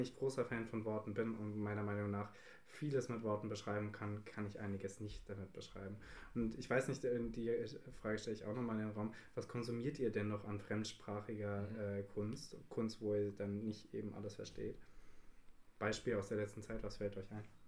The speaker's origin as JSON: {"language": "German", "country": "Italy", "said": "als Italiener"}